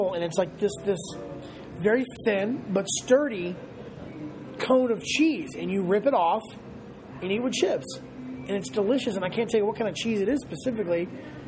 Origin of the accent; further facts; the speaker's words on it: the South, United States; now in Los Angeles, United States; I grew up in the South.